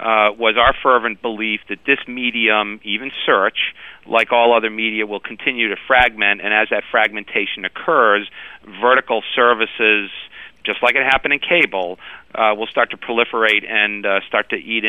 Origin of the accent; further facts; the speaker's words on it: Providence, Rhode Island, United States; Providence, Rhode Island.